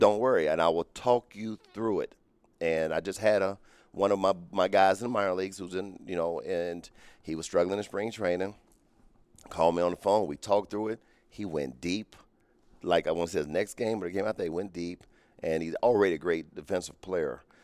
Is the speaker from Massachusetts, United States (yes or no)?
no; Cincinnati, Ohio, United States; I grew up in Cincinnati, Ohio